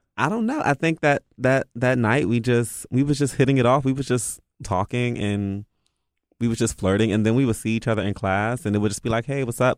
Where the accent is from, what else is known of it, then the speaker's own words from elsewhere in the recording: Washington, District of Columbia, United States; I'm from the D, I'm D M V, so we're just really, like, blunt